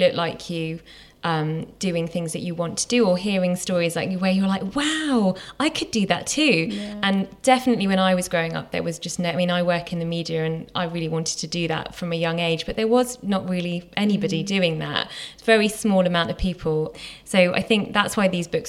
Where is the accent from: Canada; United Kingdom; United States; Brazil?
United Kingdom; I'm British and I'm Indian